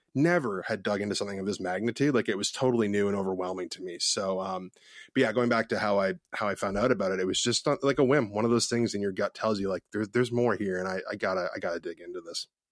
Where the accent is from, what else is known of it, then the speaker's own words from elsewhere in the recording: Ontario, Canada; moved away as an adult; also born or lived in West Coast, Canada; I'm originally from Ontario, Canada